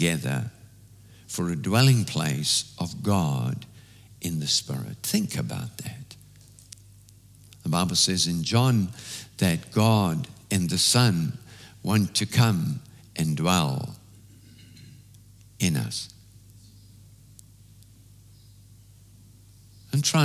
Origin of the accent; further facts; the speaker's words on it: South Africa; When I was growing up in South Africa